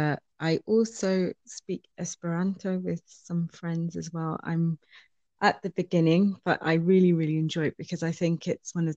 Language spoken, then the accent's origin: English; Bristol, South West England, United Kingdom; moved away as an adult; also born or lived in Valencia, Spain; now in Switzerland; I come from England and I grew up in Bristol